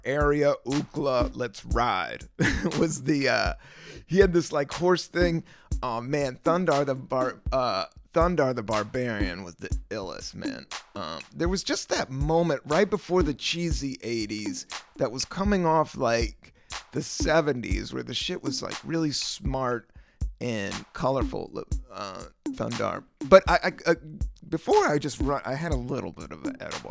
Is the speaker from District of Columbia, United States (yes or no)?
yes; Washington, District of Columbia, United States; I grew up in Washington, D C